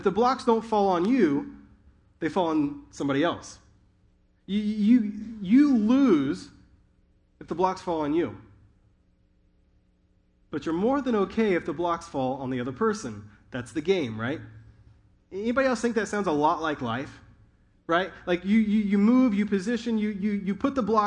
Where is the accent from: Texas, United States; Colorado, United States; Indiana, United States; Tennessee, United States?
Indiana, United States; also born or lived in Southern California; now in North Carolina, United States; In the Midwest, I grew up in Indiana